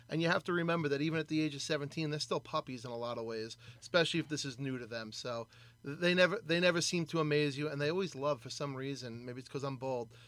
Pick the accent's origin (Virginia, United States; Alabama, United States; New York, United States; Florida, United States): New York, United States; I remember one of the things I used to love growing up on the Great South Bay was you know jacking uh, crabs at night